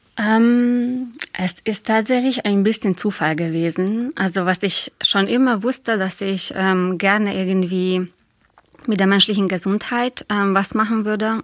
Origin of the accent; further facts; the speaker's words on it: Hungary; German is a second language; moved away as an adult; now in Dresden, Germany; Also ich bin Ungarin, habe in Ungarn Kunstgeschichte studiert